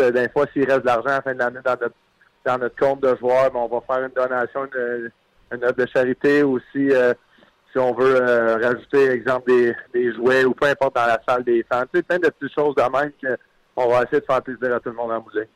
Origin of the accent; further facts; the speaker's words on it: Quebec, Canada; moi en tant que Québécois